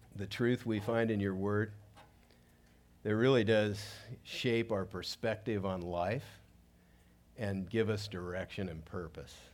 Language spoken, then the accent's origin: English; South Gate, California, United States; I grew up in Southgate, which is about eight, eight miles from downtown